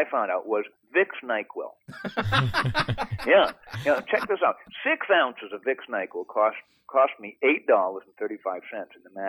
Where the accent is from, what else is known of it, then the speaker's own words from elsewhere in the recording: Maine, United States; born there; For those of you who don't know, I was born in Maine